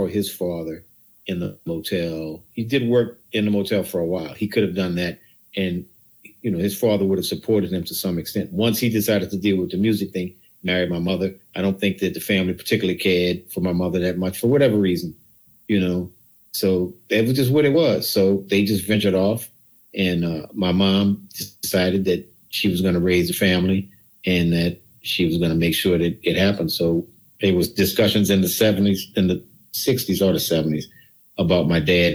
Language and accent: English; New Orleans, Louisiana, United States; I'm from New Orleans.